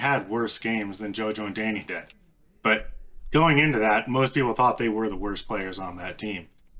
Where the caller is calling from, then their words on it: Michigan, United States; Detroit suburbs.